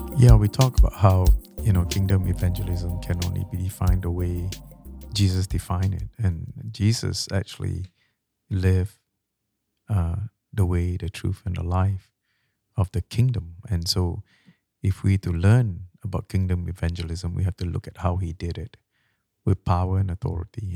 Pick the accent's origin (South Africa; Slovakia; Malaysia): Malaysia; now in Canada; I'm from Malaysia.